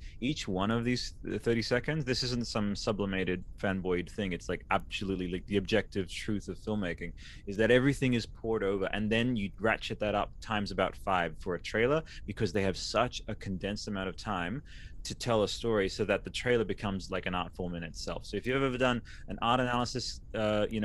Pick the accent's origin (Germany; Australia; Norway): Australia; I'm from Australia